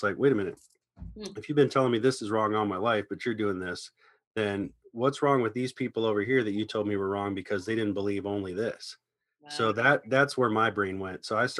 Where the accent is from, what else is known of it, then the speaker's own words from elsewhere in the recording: Ohio, United States; now in Los Angeles, United States; I moved to LA from Ohio about 19 years ago to, you know, come out here and pursue a deeper career in music.